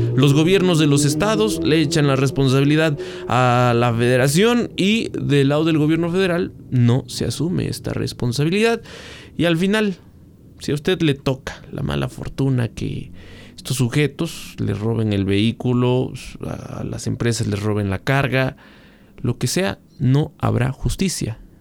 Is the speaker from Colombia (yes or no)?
no; Mexico; somos todos los mexicanos